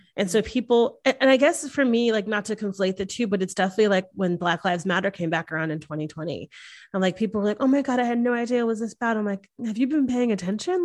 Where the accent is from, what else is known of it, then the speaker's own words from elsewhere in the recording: the North, United States; now in Texas, United States; I come from the North